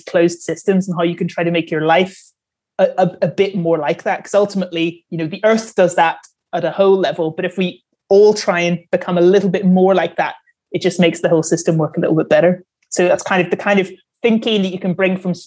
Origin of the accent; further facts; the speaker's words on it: Northern Ireland, United Kingdom; I'm from Northern Ireland